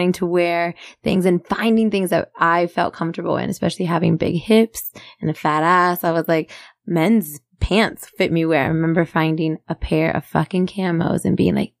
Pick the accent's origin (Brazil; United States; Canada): United States; Magnolia Park, Texas; I'm a girl from the barrio. I'm from Magnolia Park.